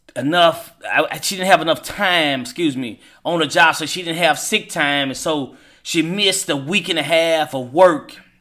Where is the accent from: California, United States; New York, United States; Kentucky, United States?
Kentucky, United States; Hopkinsville; now in Louisville, United States; my hometown of Hopkinsville, Kentucky